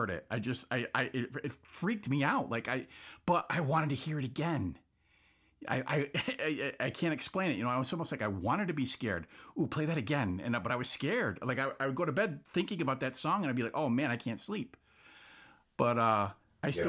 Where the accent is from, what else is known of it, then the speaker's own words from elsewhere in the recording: New England, United States; I'm from New England. For anybody listening who doesn't know, I live in Massachusetts